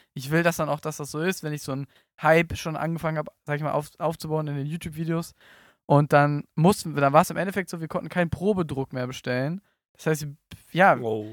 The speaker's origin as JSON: {"language": "German", "region": "Berlin", "country": "Germany", "moved": "yes", "lives_now": "Cologne, Germany", "said": "Ich komme aus Berlin, bin jetzt in Köln"}